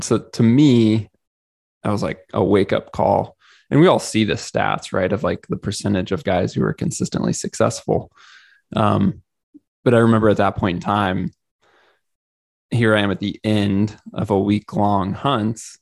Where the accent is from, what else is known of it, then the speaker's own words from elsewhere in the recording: Missouri, United States; I'm originally from Missouri and grew up hunting a bit here